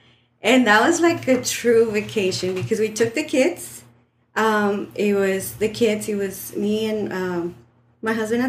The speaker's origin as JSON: {"language": "English", "town": "Dallas", "region": "Texas", "country": "United States", "tie": "born or raised there", "said": "I grew up in Dallas"}